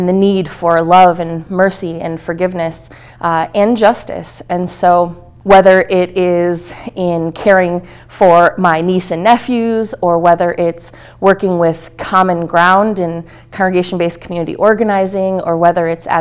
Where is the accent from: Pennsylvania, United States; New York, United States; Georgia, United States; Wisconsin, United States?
Wisconsin, United States; Milwaukee; moved away as an adult; I was born and raised in Milwaukee most of my life